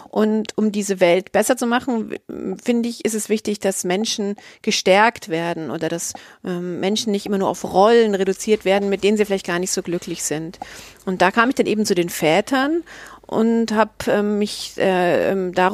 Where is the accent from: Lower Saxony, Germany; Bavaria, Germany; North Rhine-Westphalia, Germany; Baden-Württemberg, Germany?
Bavaria, Germany; Munich; born there; Ich bin 1972 in München geboren und ich lebe auch in München.